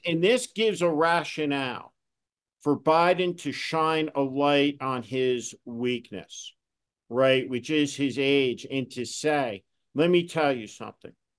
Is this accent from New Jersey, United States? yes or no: yes; New Jersey, United States; when I was a kid, growing up in New Jersey